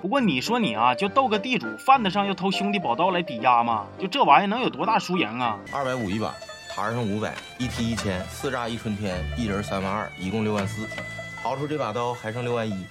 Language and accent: Chinese; Heilongjiang, China; moved away; 但是我作为一个土生土长的黑龙江人